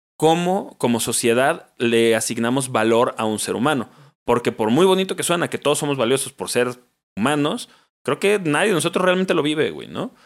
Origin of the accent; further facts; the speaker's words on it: Mexico; como mexicanos